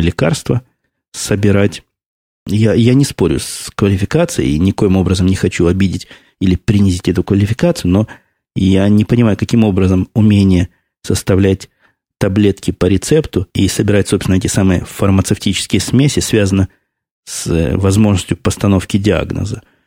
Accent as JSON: {"language": "Russian", "country": "Russia", "moved": "yes", "lives_now": "United States", "said": "Я уехал из России в 94 году"}